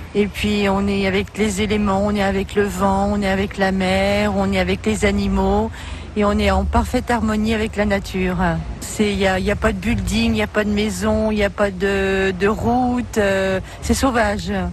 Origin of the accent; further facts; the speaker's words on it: Paris, Île-de-France, France; moved away as an adult; now in Amiens, France; Je suis originaire de Paris.